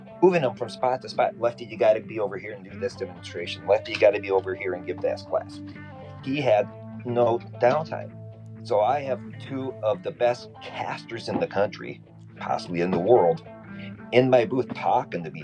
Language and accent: English; Minnesota, United States; I grew up in Minnesota